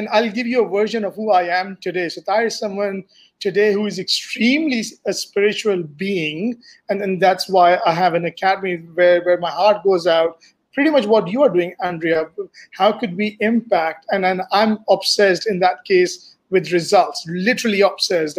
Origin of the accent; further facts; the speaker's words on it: Dubai, United Arab Emirates; moved away as an adult; also born or lived in United States / Pakistan; now in Malaysia; I grew up in Dubai, and I've spent a good 30 years of my life over there